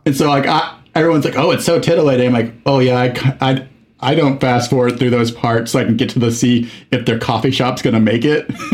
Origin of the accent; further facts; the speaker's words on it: Mexico; moved away as an adult; I was in Mexico from age eight to 19